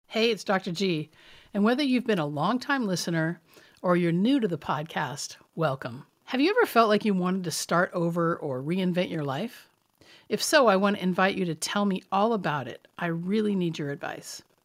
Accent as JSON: {"language": "English", "town": "Richland", "region": "Washington", "country": "United States", "tie": "born or raised there", "said": "when I was growing up in Richland"}